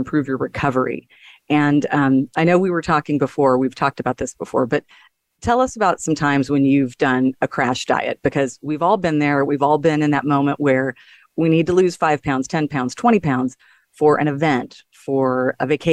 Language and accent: English; Texas, United States; he's a Texan like I am